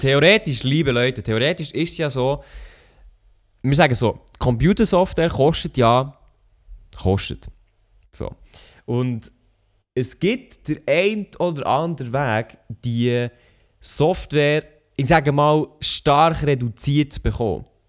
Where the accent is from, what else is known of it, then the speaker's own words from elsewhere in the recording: Switzerland; wir sind ja Schweizer